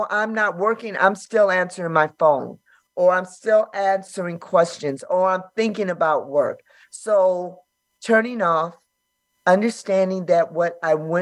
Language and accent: English; Los Angeles, California, United States; born and raised in South Central